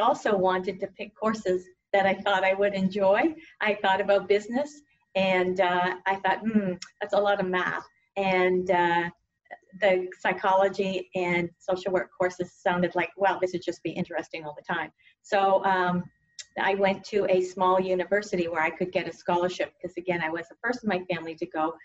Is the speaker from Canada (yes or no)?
yes; Canada; moved away as an adult; also born or lived in Stanford, United States; now in United States; I grew up in Canada in a really small town